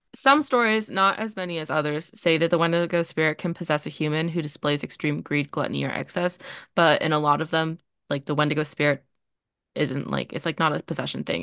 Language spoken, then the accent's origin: English; Canada; accent: Canadian; we're both from Canada